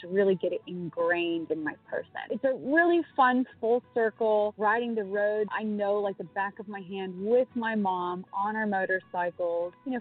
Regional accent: Montana, United States; moved away as an adult; also born or lived in California; now in Nashville, United States; Growing up in Montana

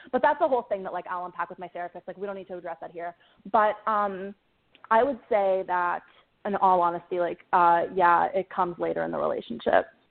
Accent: Pittsburgh, Pennsylvania, United States; moved away as an adult; also born or lived in the South; I'm from Pittsburgh

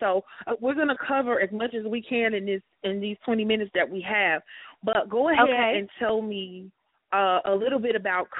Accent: Chicago, Illinois, United States; also born or lived in Huntsville, Alabama; I'm from Chicago

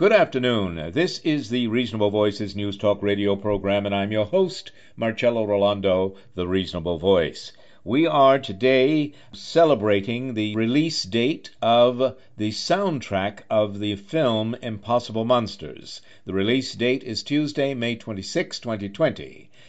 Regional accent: New York City, New York, United States; I'm a New Yorker

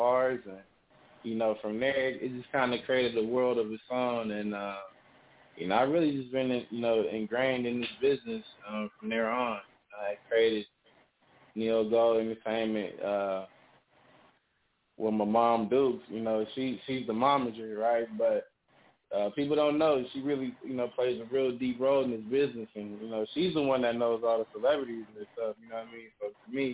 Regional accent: Sacramento, California, United States; now in Dallas, United States; I'm really originally from Sacramento, California. You know, my folks, they from Long Island, you know, so, and I live in the South

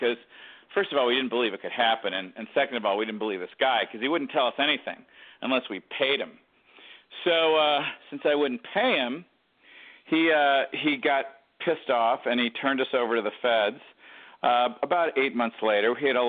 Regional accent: Detroit, Michigan, United States; born there; I mean, I was born in Detroit.

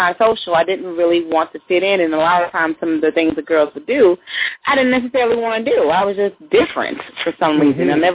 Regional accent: Fort Worth, Texas, United States; Outside of Dallas

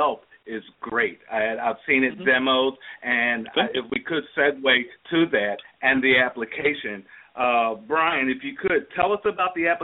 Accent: Philadelphia, Pennsylvania, United States; moved away; I'm from Philadelphia

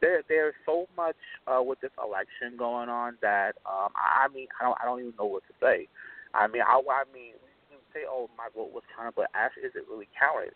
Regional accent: New Jersey, United States; in my hometown of New Jersey

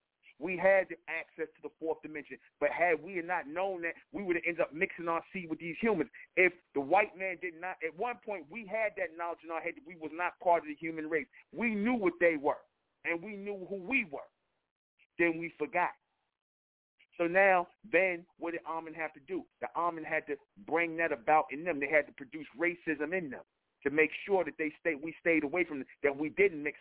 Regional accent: United States; us who were born here in America

